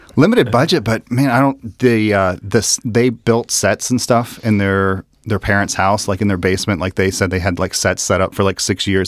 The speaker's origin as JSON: {"language": "English", "town": "Dayton", "region": "Ohio", "country": "United States", "tie": "born or raised there", "said": "I'm actually from Dayton and, uh, lived in Dayton since I was in kindergarten."}